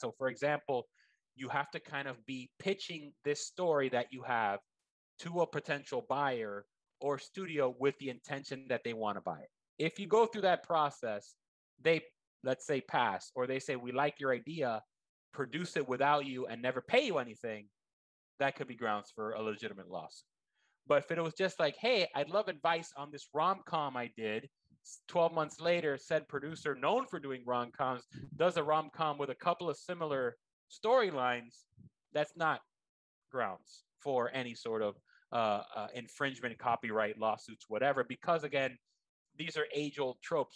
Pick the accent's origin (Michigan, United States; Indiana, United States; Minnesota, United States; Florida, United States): Florida, United States; Miami; I am Cuban American. I'm from Miami